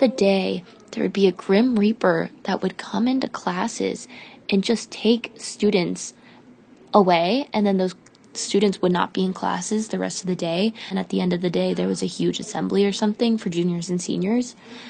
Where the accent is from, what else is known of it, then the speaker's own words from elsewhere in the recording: Kentucky, United States; I'm from Kentucky